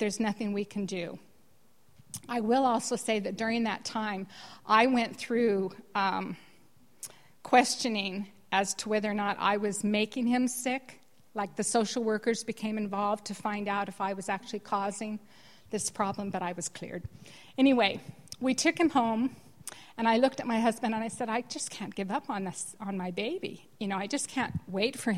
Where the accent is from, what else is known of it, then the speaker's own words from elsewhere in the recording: California, United States; moved away as an adult; also born or lived in Denmark; now in Ireland; I started in California, and I grew up in California